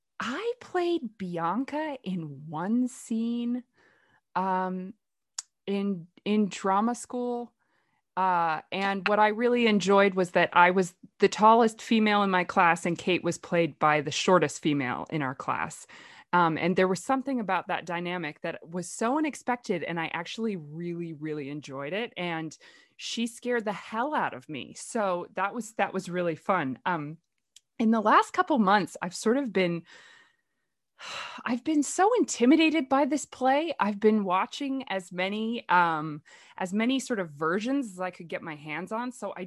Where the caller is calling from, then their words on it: California, United States; I'm going to be facilitating this. I am recording from Northern California.